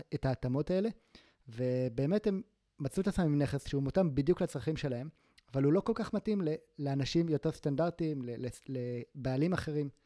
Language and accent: Hebrew; Gaza Envelope, Southern District, Israel; moved away; also born or lived in Tel Aviv; אני גדלתי בעוטף עזה